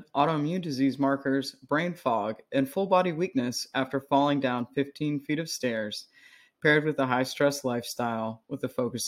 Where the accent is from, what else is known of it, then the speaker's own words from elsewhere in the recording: United States; I'm an American